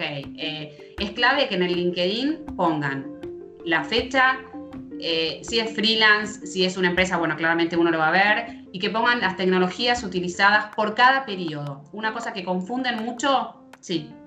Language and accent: Spanish; Argentina